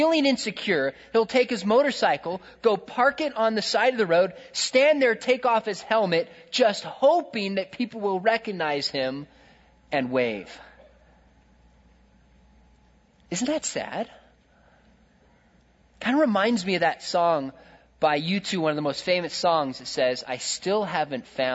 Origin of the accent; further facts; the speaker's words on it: California, United States; I'm from California